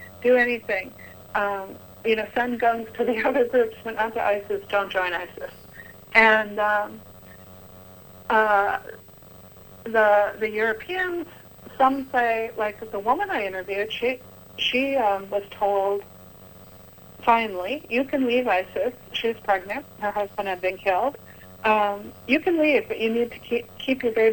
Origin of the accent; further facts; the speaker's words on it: United States; I'm an American Christian woman